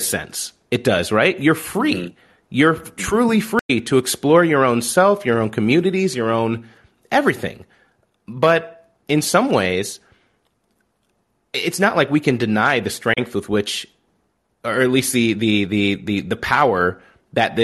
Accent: Southern Illinois, United States; growing up in Southern Illinois

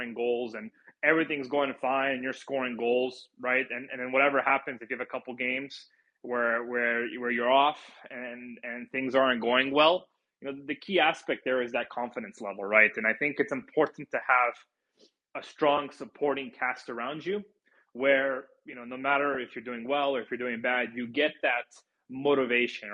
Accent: United States; as an American

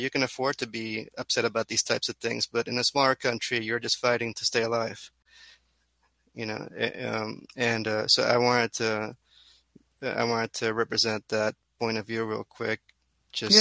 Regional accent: Curaçao; being from an island

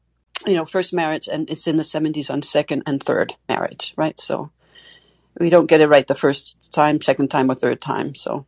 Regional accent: Denmark; I'm from Denmark originally.

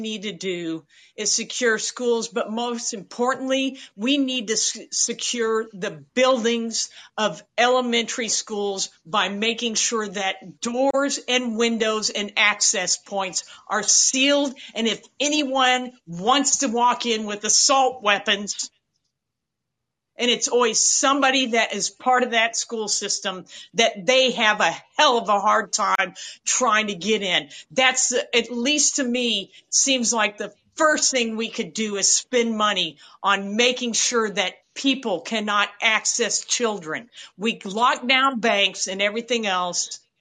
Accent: Midwest, United States; moved away; I grew up in the Midwest

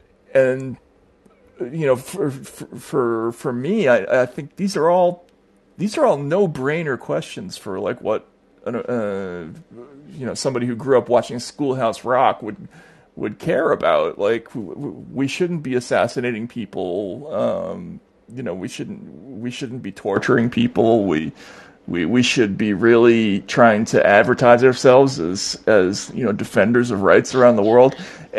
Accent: United States; as an American, I mean, I was in my earlier years. In my 20s, I spent in the former Soviet Union

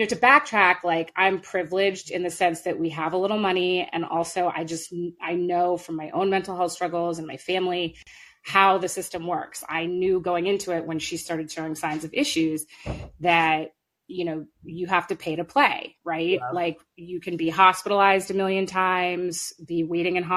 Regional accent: New York City, New York, United States; now in Marblehead, United States; I'm like from Park Slope and now I live in Marblehead

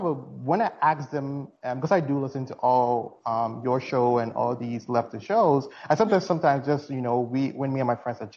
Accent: Ghana; now in United States; I'm originally from Ghana, as you can tell from my accent

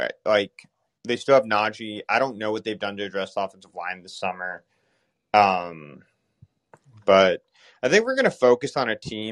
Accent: Dallas, Texas, United States; I'm from Dallas.

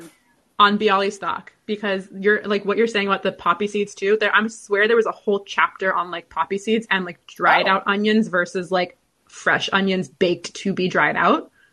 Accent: California, United States; I'm from California

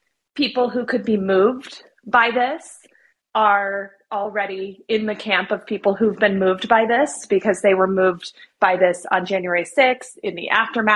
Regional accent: Arizona, United States; moved away as an adult; now in Washington, D.C., United States; I have a lot of love for my home state, even though I am a swamp creature now

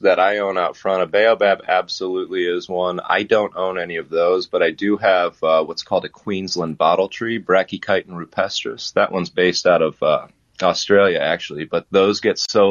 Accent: Ohio, United States; moved away as an adult; also born or lived in West Palm Beach, Florida / Columbus, Ohio; now in Florida, United States; I'm an Ohioan.

